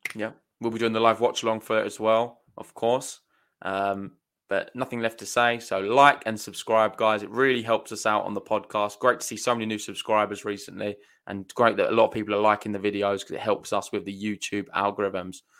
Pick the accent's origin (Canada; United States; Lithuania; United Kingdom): United Kingdom; I'm from Britain.